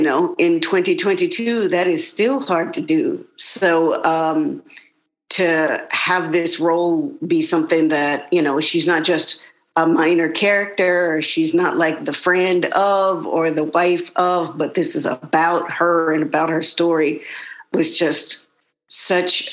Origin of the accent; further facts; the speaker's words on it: the South, United States; I grew up in the South and in the 80s and 90s